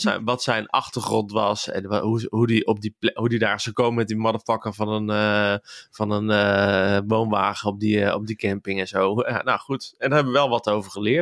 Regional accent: Waalwijk, North Brabant, Netherlands; also born or lived in Kaatsheuvel; ik ben geboren in Kaatsheuvel. En ik mhm. kom bij opgegroeid in, in Waalwijk

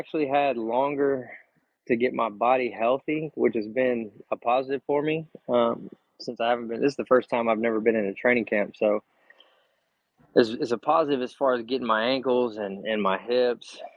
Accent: Texas, United States; we're from Texas

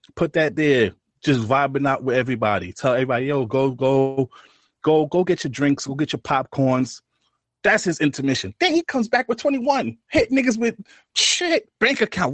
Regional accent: New York City, New York, United States; I'm from Brooklyn

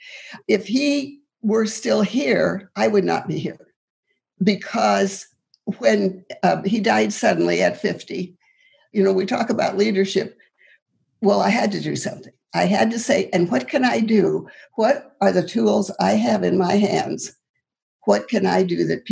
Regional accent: Moreland, Montana, United States; moved away; I grew up in Moreland, Montana, which is under Libby Dam now.

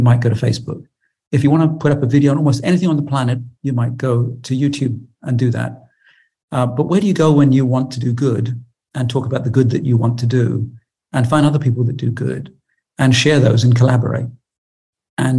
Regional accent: United Kingdom; I'm British

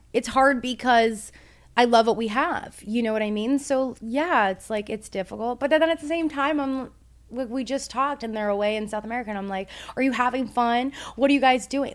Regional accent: Toronto, Ontario, Canada; We're from Toronto

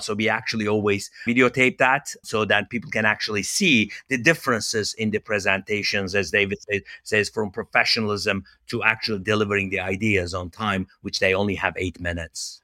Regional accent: Turkey; moved away as an adult; also born or lived in Los Angeles, United States; now in United States; I'm originally from Turkey

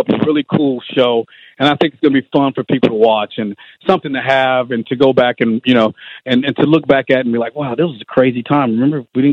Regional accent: Georgia, United States; growing up in Georgia

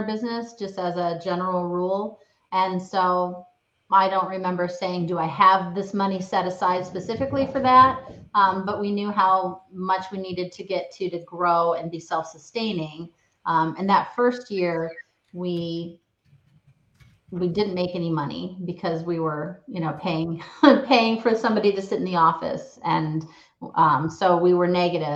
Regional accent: Ames, Iowa, United States; the town Ames where I started, my kind of more my hometown

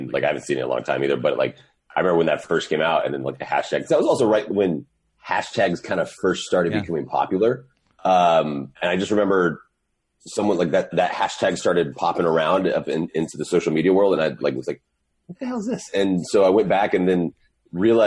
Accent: West Texas, United States; moved away as an adult; also born or lived in Lubbock, Texas; now in Southern California, United States; growing up most of my life, though, in West Texas, graduated high school

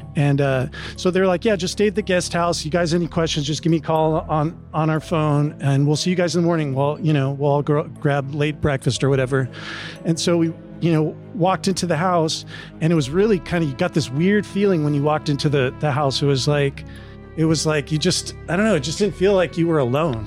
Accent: Southern California, United States; I grew up experiencing in SoCal

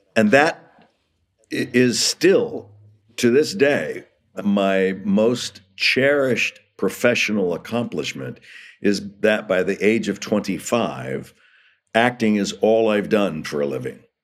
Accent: Los Angeles, California, United States; also born or lived in Hollywood; I was born in Hollywood, raised in Los Angeles

